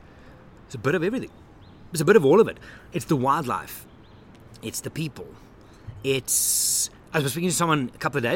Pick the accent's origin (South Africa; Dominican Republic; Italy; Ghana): South Africa; growing up in South Africa and my heritage has always been a little bit of everything.